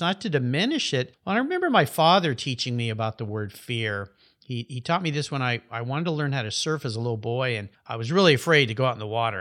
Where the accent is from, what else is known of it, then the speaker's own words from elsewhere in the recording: La Jolla, California, United States; We grew up together in La Jolla, California